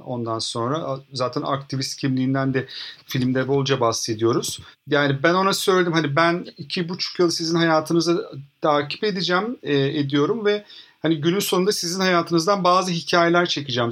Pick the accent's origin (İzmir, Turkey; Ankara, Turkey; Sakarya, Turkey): İzmir, Turkey; İzmir'de büyüdüm ben.